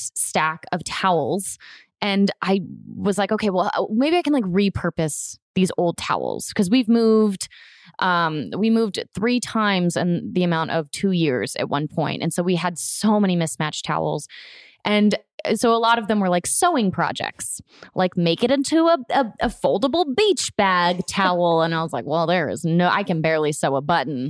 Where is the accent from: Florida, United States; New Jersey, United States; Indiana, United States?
Florida, United States; I grew up in Florida